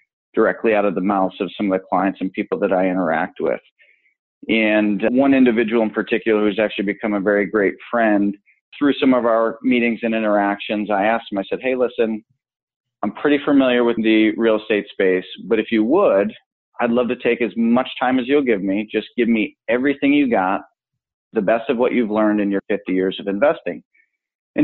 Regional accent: Buffalo, New York, United States; now in Orange County, California, United States; I grew up right outside of Buffalo, New York

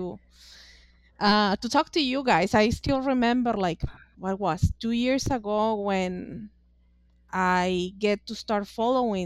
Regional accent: Mexico; English is a second language; moved away as an adult; now in United States

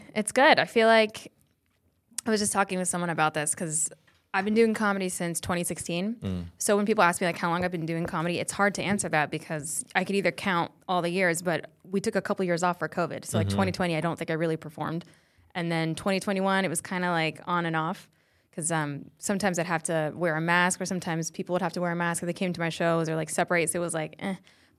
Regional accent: Colorado, United States; now in Los Angeles, United States; I'm originally from Colorado. Both my parents are Iraqi, but I was born in Colorado. So are my other siblings. And I moved out here.

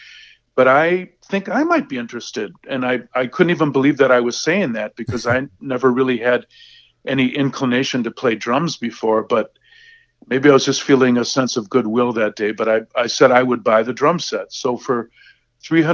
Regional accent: Racine, Wisconsin, United States; I started studying with a great teacher in my hometown of Racine, Wisconsin

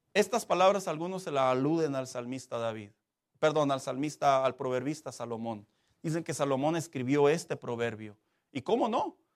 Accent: Mexico; así somos los mexicanos

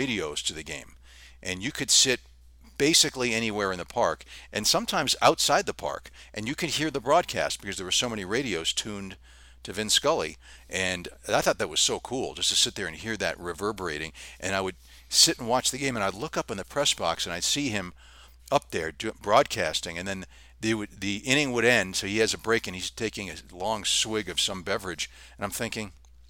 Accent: Los Angeles, California, United States; growing up in Southern California in the Los Angeles area

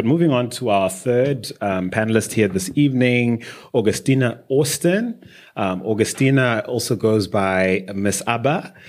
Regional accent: Zimbabwe; I grew up in Zimbabwe.

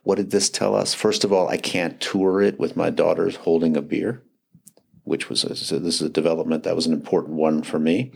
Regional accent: Madison, Wisconsin, United States; my hometown of Madison

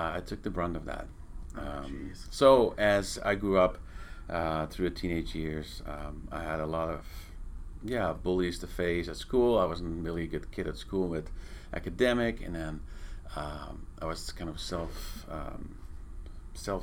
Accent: Netherlands; moved away; I was born and raised in Europe, in Holland

